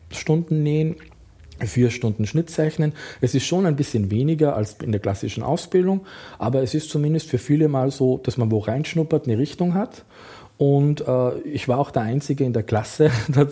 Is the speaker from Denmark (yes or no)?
no; Austria; der Kostümleiter dachte, als Österreicher, Tracht, Lederhose, das spielt also im alpinen Bereich, bin ich in der Lage, quasi da perfekt mitzuarbeiten